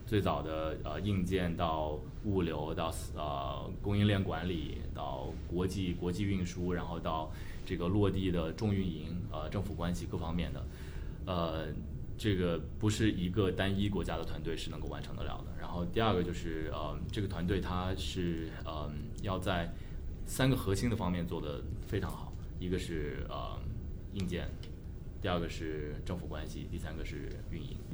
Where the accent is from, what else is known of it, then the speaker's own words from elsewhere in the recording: Shenzhen, Guangdong, China; moved away as an adult; now in San Francisco, United States; 本身中国人，我在深圳出生长大，然后算是一个深圳土著，可能这不是一个特别特别常见的一个背景吧，因为深圳毕竟是个移民城市嘛，但我还是有幸在八十年代初出生，在深圳，然后看着深圳发展起来